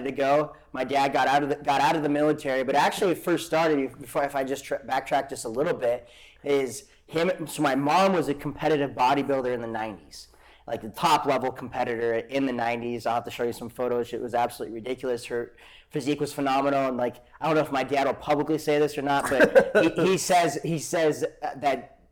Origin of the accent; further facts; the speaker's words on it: Great Falls, Montana, United States; moved away as an adult; also born or lived in Arizona / Kauai; It's always been Great Falls. Yeah, born and raised in Great Falls.